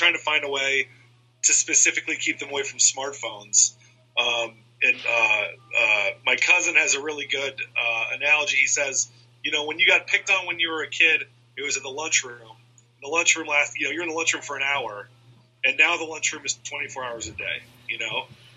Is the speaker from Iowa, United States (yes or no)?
yes; Iowa, United States; moved away; also born or lived in Chicago; my high school friends, who I grew up with in Iowa